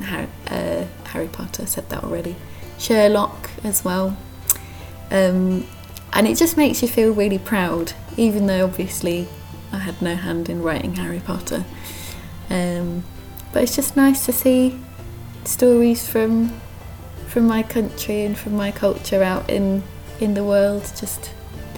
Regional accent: United Kingdom; now in Krakow, Poland; as a British person

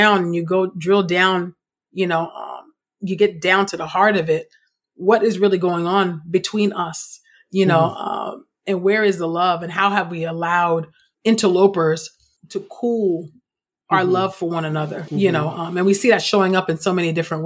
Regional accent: the Bay Area, California, United States; particularly being from California. And I know Coogler, we're both from the Bay

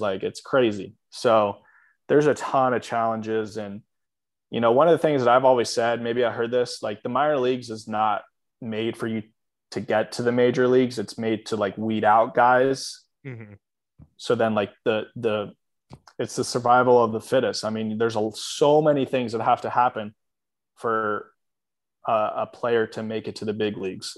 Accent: Atlanta, Georgia, United States; I'm from Atlanta

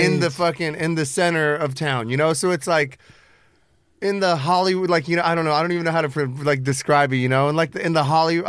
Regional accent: Kyiv, Ukraine; first language Russian; English is a second language; now in United States; I was born in Kiev, you know, 1985, Soviet Union

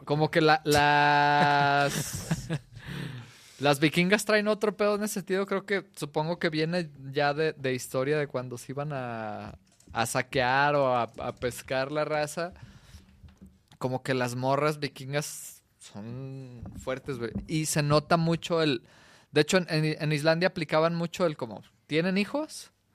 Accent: Mexico; como mexicanos

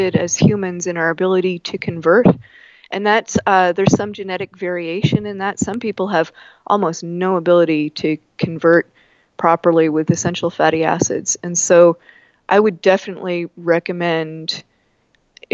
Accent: Canada; I'm Canadian, it happens, even though I'm in Colorado today.

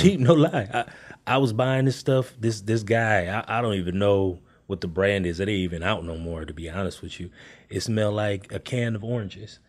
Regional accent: Oakland, California, United States; moved away; I'm originally from California.

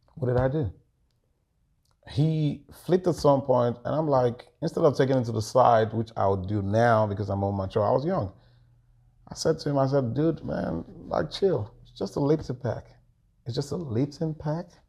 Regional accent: Lagos, Nigeria; moved away as an adult; now in United States; was born in Lagos. I was raised in Lagos.

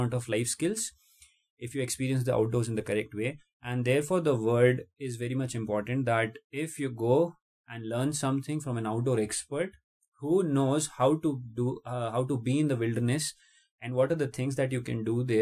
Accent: Jaipur, Rajasthan, India; moved away as an adult; I am basically born and brought up in Jaipur, the capital city of the state of Rajasthan, India

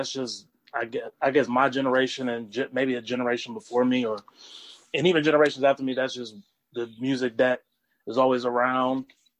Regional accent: Raleigh, North Carolina, United States; also born or lived in Wilmington, North Carolina; I was born in Wilmington, North Carolina. Very and cool. Raised in Raleigh, North Carolina. And I've only lived in North Carolina. I've never, like, bounced around from different state to state or anything like that.

